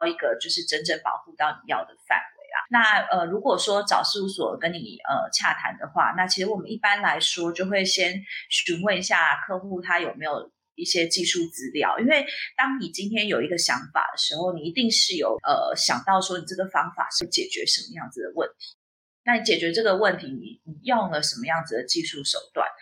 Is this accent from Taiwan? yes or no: yes; Taiwan; 我们台湾人可以去中国那边考他们的这个，呃，专利代理人的执照